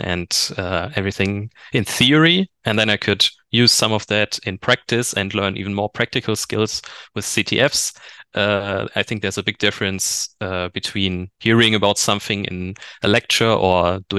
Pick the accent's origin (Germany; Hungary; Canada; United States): Germany; also born or lived in Bochum, Germany; I'm from Germany